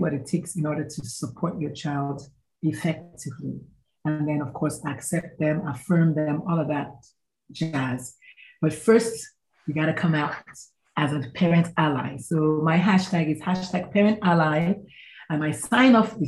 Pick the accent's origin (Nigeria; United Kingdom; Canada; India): Nigeria; now in San Antonio, United States; I was born, bred, buttered, and slightly burned in Nigeria. So I'm Nigerian by birth